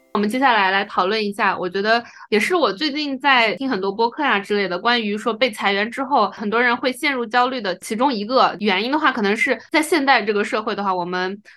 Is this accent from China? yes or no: yes; China; moved away; also born or lived in United States; 因为我们是中国人嘛，所以就绿卡也还在排期